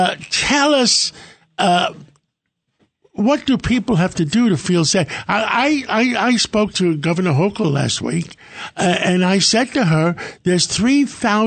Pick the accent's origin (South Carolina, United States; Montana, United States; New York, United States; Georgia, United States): New York, United States; New York City; I come from Harlem.